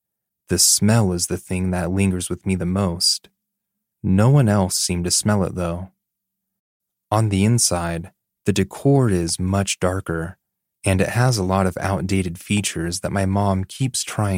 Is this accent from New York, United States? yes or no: no; Texas, United States; The first was when we were looking to move back to my hometown in Texas.